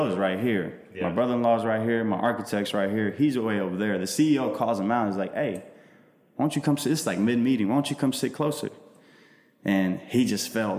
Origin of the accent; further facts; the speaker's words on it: Kosovo; now in United States; So I'm Albanian, but I'm from Kosovo.